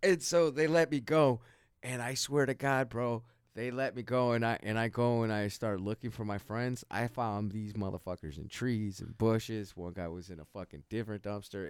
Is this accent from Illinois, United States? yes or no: yes; Chicago, Illinois, United States; born or raised there